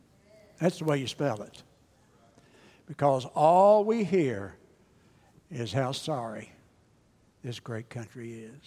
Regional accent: United States; I love my country. I love America.

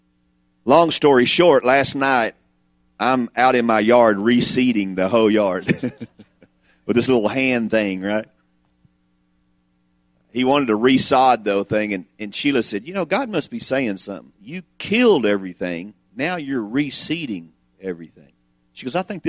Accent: the South, United States; I'm from the South.

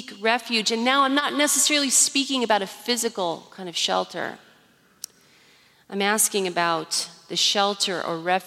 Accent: Iowa, United States; Growing up in Iowa, tornadoes were always a really near threat in the summertime.

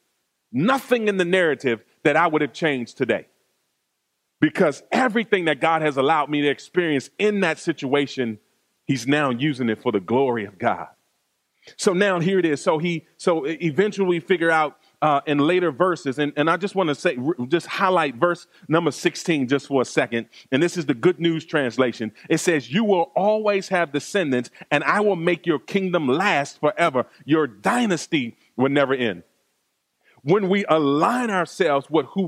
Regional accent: Washington, District of Columbia, United States; growing up in Washington, D.C.

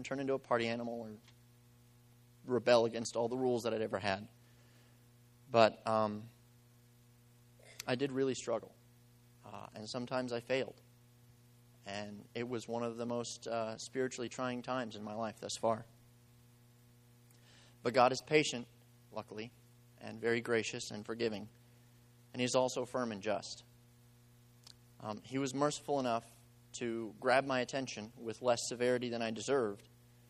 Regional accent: Eagle Pass, Texas, United States; also born or lived in Mexico; So I was born in Mexico while they were on the mission field, and a couple years after I was born, they moved out to a place called Eagle Pass, Texas, right on the border with Mexico

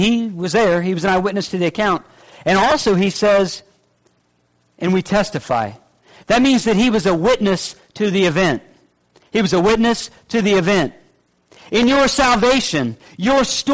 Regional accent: the North, United States; now in Middle Georgia, United States; I'm from the North

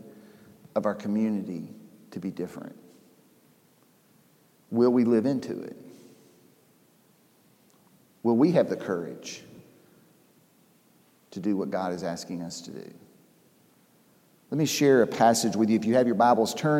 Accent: Atlanta, Georgia, United States; I grew up here in Atlanta.

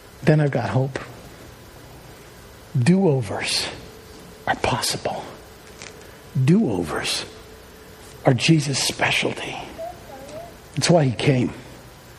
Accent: Long Island, New York, United States; I grew up on Long Island

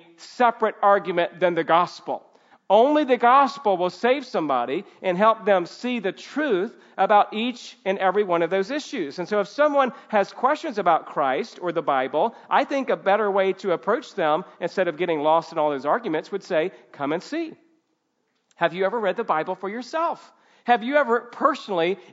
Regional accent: the South, United States; I grew up in the South

